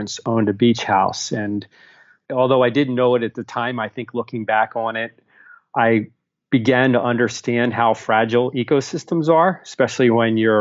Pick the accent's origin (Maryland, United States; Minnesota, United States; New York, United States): Maryland, United States; Baltimore; I grew up in Baltimore